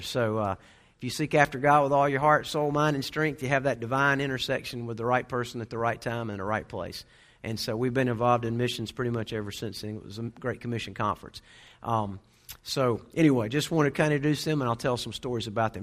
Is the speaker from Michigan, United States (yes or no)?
no; Waynesville, North Carolina, United States; also born or lived in Raleigh, North Carolina / Garner, North Carolina; my dad got transferred to the western part of the state, so I grew up in Waynesville